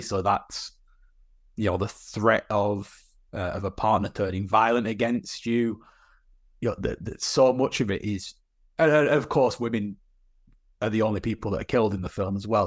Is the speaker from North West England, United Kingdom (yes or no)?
yes; Burnley, North West England, United Kingdom; my hometown of Burnley